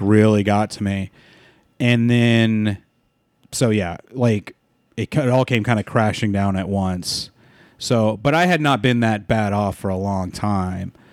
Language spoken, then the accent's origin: English; San Diego, California, United States; moved away as an adult; also born or lived in Walnut, California; now in Los Angeles, United States; we moved to San Diego when I was twelve. So I s, consider San Diego, like, my hometown, 'cause that's where I did all my growing up